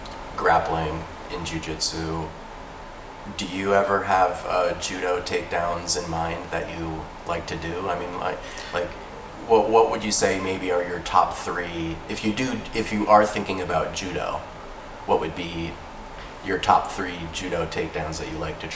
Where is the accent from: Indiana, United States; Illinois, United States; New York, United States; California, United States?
New York, United States; Because I started jiu-jitsu in Florida